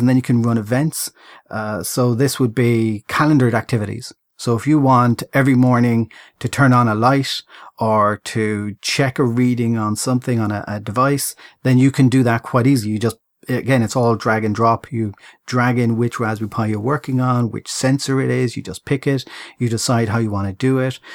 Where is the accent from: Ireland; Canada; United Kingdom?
Ireland; I'm Irish